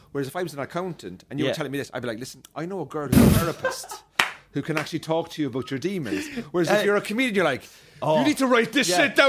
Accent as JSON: {"language": "English", "town": "Cork", "region": "Munster", "country": "Ireland", "moved": "as an adult", "lives_now": "United Kingdom", "said": "I'm from Cork, like."}